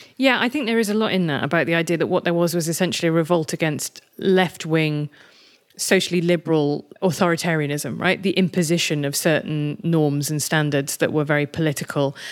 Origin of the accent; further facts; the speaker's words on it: United Kingdom; I'm British and European rather than American